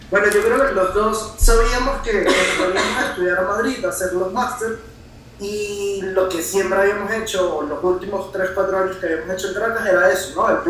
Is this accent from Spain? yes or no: no; Puerto La Cruz, Anzoátegui, Venezuela; moved away; also born or lived in Caracas; yo soy de Puerto La Cruz